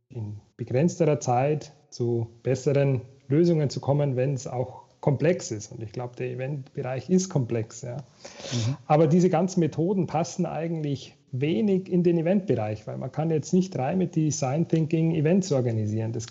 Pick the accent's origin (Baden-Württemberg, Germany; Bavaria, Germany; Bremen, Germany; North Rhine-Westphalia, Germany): Bavaria, Germany; Regensburg; Und zwar habe ich angefangen, ähm, in Regensburg, da komme ich eigentlich her, da aus Bayern, äh, bei einem Steuerbüro.